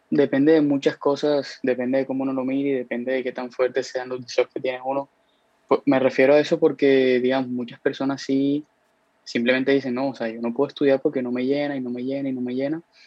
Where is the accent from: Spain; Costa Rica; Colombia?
Colombia; Cartagena, Bolívar; moved away as an adult; now in United States; vivo en Estados Unidos hace más o menos casi cuatro años, cuatro años y medio, este, pero soy de aquí de Cartagena